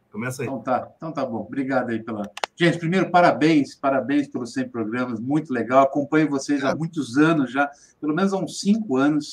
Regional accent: Ribeirão Preto, São Paulo, Brazil; eu sou de, sou de Ribeirão Preto, São Paulo

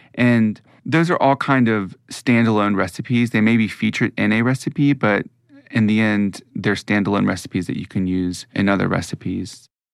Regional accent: Mississippi, United States; moved away; also born or lived in New York; I'm from Mississippi, that has strongly influenced, you know, the food that I grew up eating

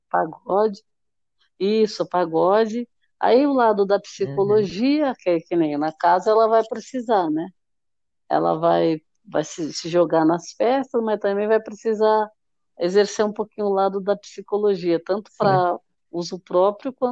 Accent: Salvador, Bahia, Brazil; eu sou de Salvador, Bahia.

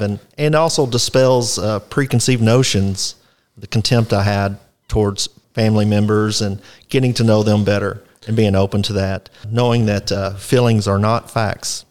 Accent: Fort Worth, Texas, United States; also born or lived in Poolville, Texas; I was born in Fort Worth, South Fort Worth up till my teenage years. I later moved to the country, uh, Poolville, Texas

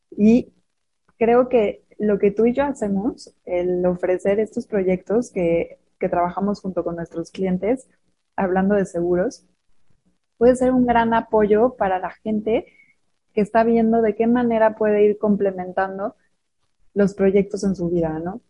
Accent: Mexico; Somos mujeres mexicanas

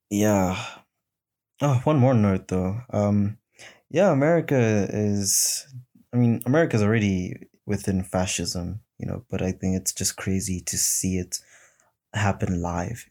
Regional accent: South Africa; my people being South African people and the African people

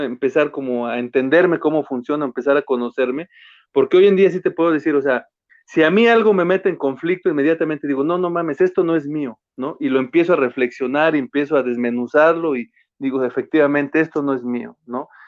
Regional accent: Mexico; yo vengo de barrio, vengo de ahí de, crecí en Altavista

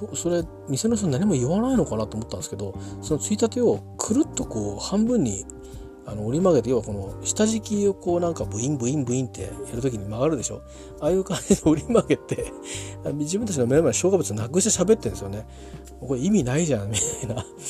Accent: Japan; also born or lived in Tokyo; 東京で生まれましたけど周辺で周辺の田舎で育ちましたんでね

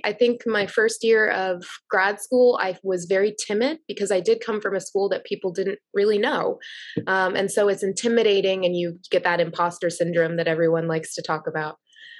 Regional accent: Plymouth, Massachusetts, United States; But I grew up in Plymouth, Massachusetts, and we were by the beach

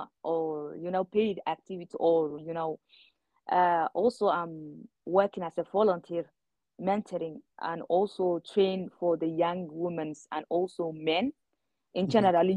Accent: Hargeisa, Somaliland, Somalia; also born or lived in Djibouti / Sudan; I'm from Somaliland because I grew up and took my life, most of my life in Somaliland.

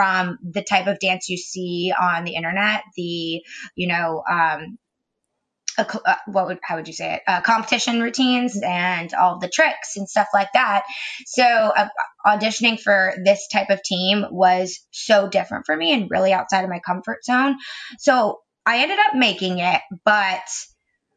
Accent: Ormond Beach, Florida, United States; now in Winter Park, United States; I grew up in Ormond Beach, which is only about an hour north.

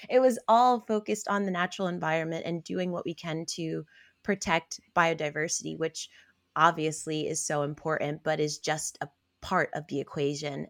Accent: Albany, New York, United States; now in Washington, D.C., United States; I am originally from Albany, New York, um, specifically the south end of Albany, which is considered a frontline community

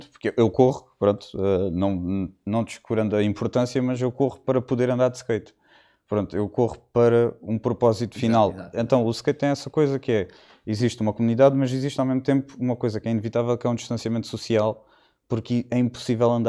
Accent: Algarve, Portugal; also born or lived in London; De tudo, acima de tudo, sou algarvio.

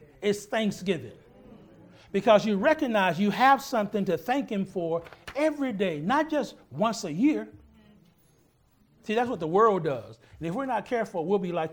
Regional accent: Texas, United States; I'm from Texas

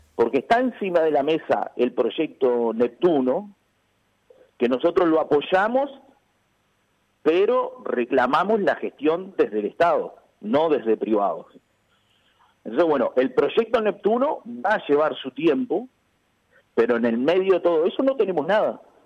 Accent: Canelones, Uruguay; soy del departamento de Canelones

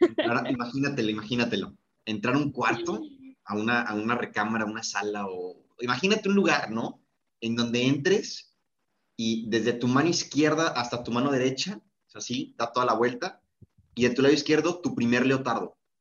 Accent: Mexico; somos los mexicanos

